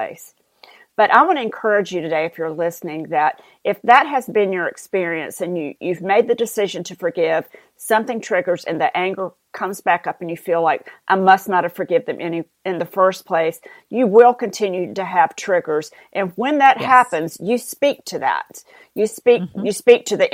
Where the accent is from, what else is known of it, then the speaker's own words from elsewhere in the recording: the South, United States; accent: southern; my southern accent